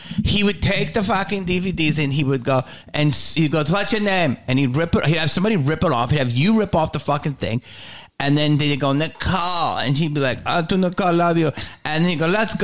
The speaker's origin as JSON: {"language": "English", "town": "Philadelphia", "region": "Pennsylvania", "country": "United States", "tie": "born or raised there", "said": "I grew up in Philly"}